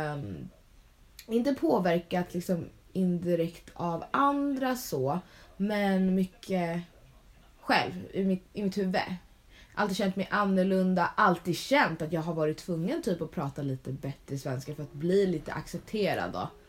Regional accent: Sweden; presenterar jag mig väl som svensk

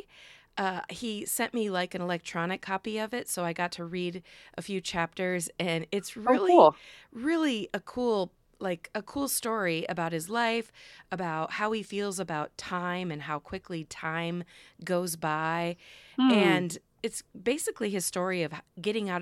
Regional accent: Midwest, United States; I'm a Midwesterner as well

